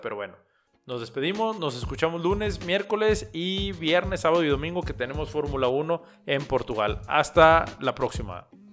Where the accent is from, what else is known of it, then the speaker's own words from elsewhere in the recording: Mexico; como nacionales, como mexicanos